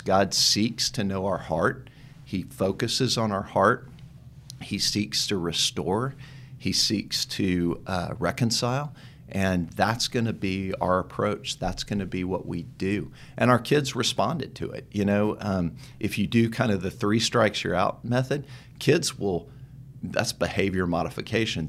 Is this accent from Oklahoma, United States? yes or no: no; Dallas, Texas, United States; also born or lived in Tyler, Texas; I grew up in Dallas